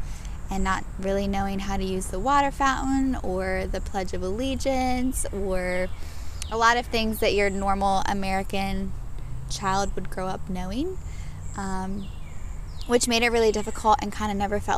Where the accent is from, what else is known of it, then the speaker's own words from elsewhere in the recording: Namibia; born there; But I was born in Namibia, which is in Africa, not South Africa, because everyone automatically assumes South Africa, but Namibia is its own country, and it's right above South Africa.